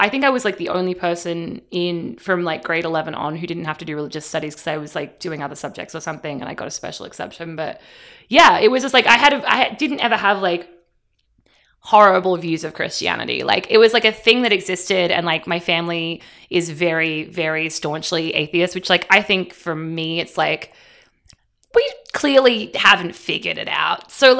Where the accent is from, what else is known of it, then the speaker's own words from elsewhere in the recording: Australia; We called him Father Gaza because we're Australian.